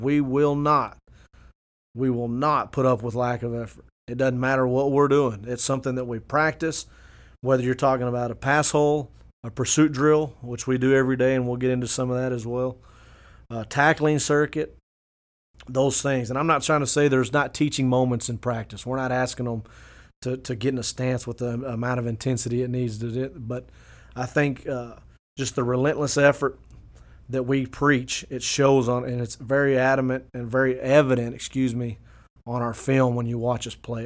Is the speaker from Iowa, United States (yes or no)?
no; Fort Stockton, Texas, United States; moved away; I went, uh, on to coach one year in Fort Stockton